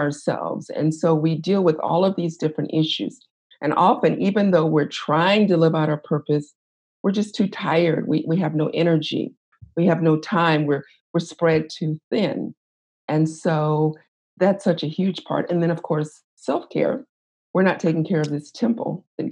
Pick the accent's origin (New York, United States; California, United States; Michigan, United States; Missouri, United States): California, United States; Los Angeles; moved away as an adult; now in Midwest, United States; I was born and raised in Los Angeles